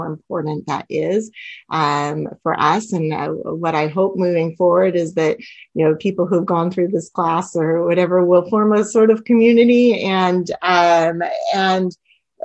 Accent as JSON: {"language": "English", "region": "California", "country": "United States", "tie": "born or raised there", "said": "I grew up in California"}